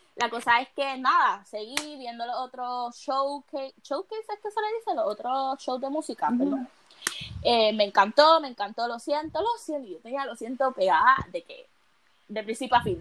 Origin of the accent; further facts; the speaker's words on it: Puerto Rico; soy de Puerto Rico, vengo, soy del Caribe, una isla pequeña